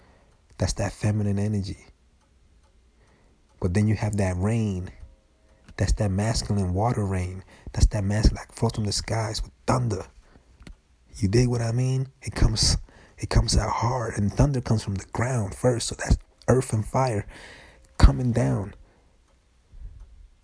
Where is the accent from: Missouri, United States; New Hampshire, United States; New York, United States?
New York, United States; I'm from New York, man, and I grew up fighting, defending myself